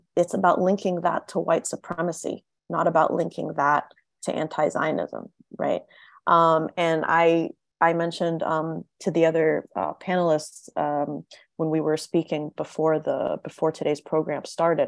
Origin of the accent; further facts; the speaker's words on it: Tennessee, United States; I grew up in Tennessee. I grew up in the American South